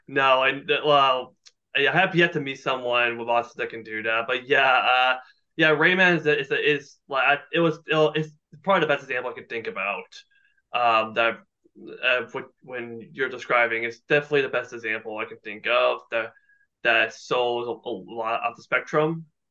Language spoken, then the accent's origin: English; Burlington, Ontario, Canada; born or raised there